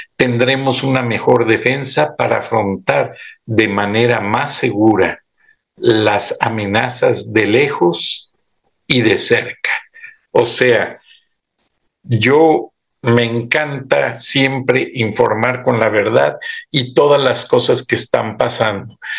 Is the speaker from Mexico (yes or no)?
yes; Mexico; somos los mismos mexicanos, los de aquí y los de allá